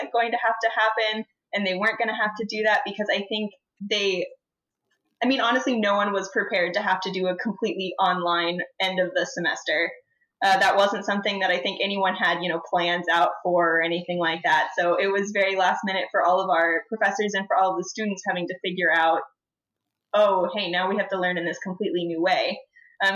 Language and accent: English; Whitesboro, Texas, United States; I am a current third year, and I am from Whitesboro, Texas.